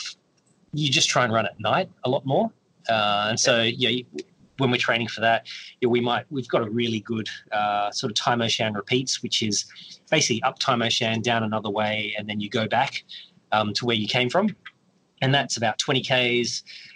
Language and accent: English; Perth, Western Australia, Australia; moved away; I'm from Perth. And when I left Perth